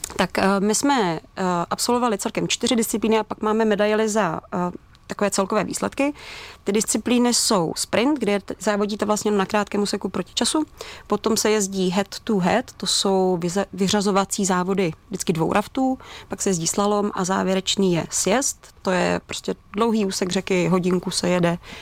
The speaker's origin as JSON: {"language": "Czech", "country": "Czechia", "said": "my jako Češi"}